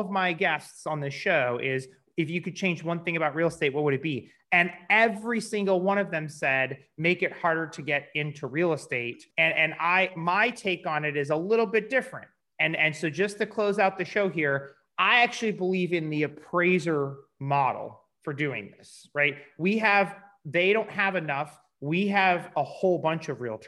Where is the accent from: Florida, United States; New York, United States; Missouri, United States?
Missouri, United States; St. Louis; I'm from St. Louis